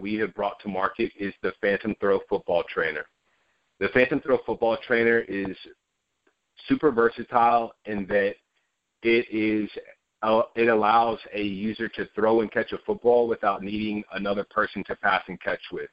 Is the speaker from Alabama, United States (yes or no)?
no; Asheville, North Carolina, United States; I was born and raised in Asheville, North Carolina